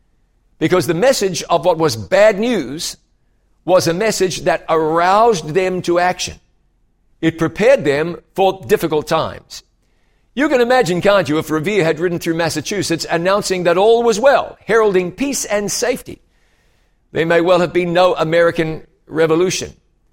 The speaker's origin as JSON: {"language": "English", "country": "New Zealand", "lives_now": "United States", "said": "to the United States from another part of the world, my home country, you know, is New Zealand. So I have a lot in common with Canadians."}